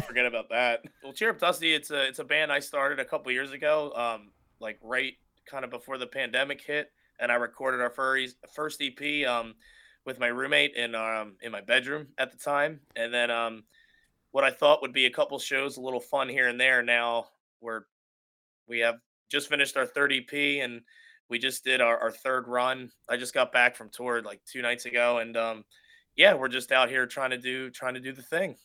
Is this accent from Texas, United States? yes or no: no; Philadelphia, Pennsylvania, United States; as a kid growing up in Philadelphia